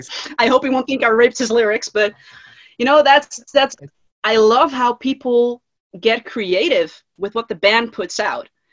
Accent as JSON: {"language": "English", "country": "Netherlands", "said": "I'm from the Netherlands, Europe."}